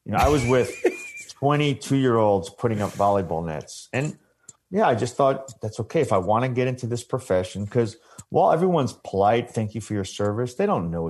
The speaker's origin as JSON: {"language": "English", "town": "Long Island", "region": "New York", "country": "United States", "tie": "born or raised there", "said": "I grew up playing lacrosse on Long Island, you know, Huntington Boys Club."}